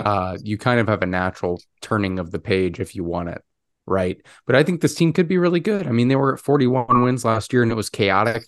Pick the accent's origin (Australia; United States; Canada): United States; Chicago, Illinois; my hometown Chicago